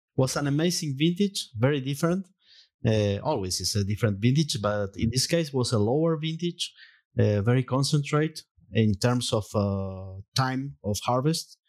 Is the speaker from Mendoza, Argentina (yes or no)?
yes; Mendoza, Argentina; English is a second language; I was born in Mendoza. So, surrounded by vineyards.